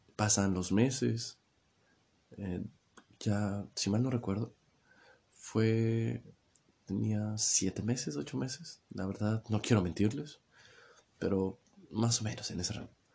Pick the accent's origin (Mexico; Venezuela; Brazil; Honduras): Mexico; aquí en mi país, en México, se usa una, jerga eh, que no tienes pilas, le decimos